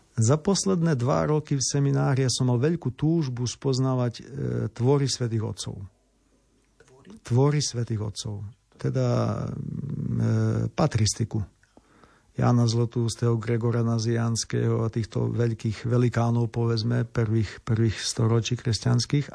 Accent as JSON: {"language": "Slovak", "town": "Olšavica", "country": "Slovakia", "also_born_or_lived": "Univ, Ukraine / Lviv, Ukraine / Rome, Italy", "moved": "as an adult", "lives_now": "Ukraine", "said": "som mal aj farára u nás v Olševici"}